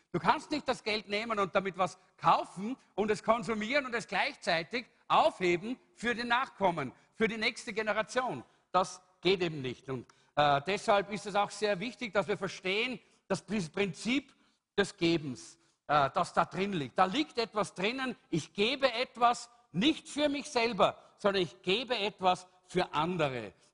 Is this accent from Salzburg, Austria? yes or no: yes; Salzburg, Austria; Äh, ich bin aus Salzburg, da, war, da ist es noch ein, ein übliches Wort.